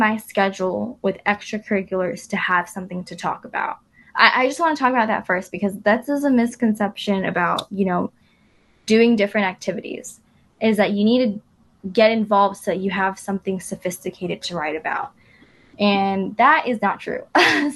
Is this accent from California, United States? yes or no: yes; Irvine, California, United States; I grew up in Irvine